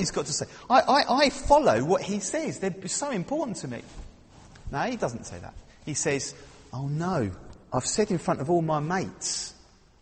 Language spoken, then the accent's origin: English; London, United Kingdom; I'm from London